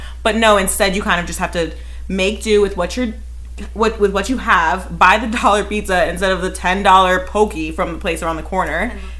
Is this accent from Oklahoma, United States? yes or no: no; Ohio, United States; now in New York, United States; I grew up in Ohio and I came to New York.